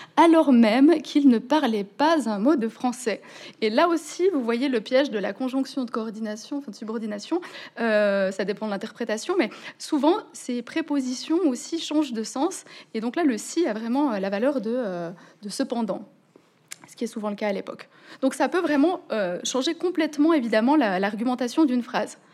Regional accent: Switzerland; je suis suissesse et donc c'est comme ça qu'on parle encore en Suisse

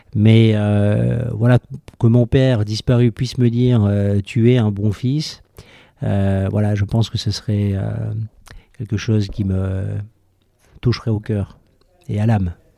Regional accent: Toulouse, Occitania, France; now in Paris, France; je suis né à Toulouse

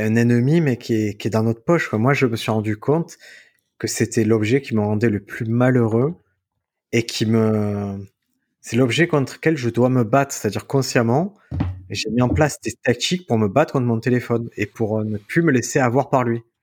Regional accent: Marseille, Provence-Alpes-Côte d'Azur, France; quand j'étais petit, à Marseille, tu as des rues typiques où tu as plusieurs kebabs

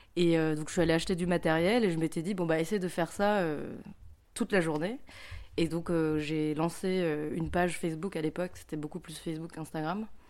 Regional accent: Paris, Île-de-France, France; moved away as an adult; now in Lyon, France; en ce moment, j'habite à Lyon, mais je suis de Paris.

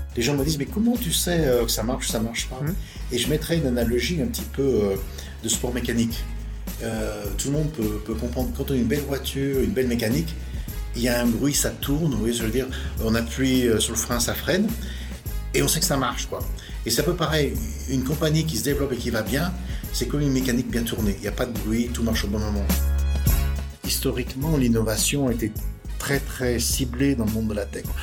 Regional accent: Lyon, Auvergne-Rhône-Alpes, France; accent: French; je suis né à Lyon, le 26 septembre 1959. et études, euh, assez, assez brillantes d'ailleurs, lycée du Parc à Lyon

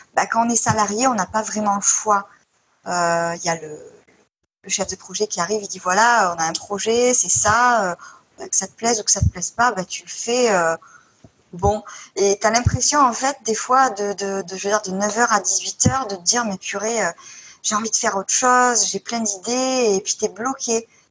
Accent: Marseille, Provence-Alpes-Côte d'Azur, France; je viens de Marseille

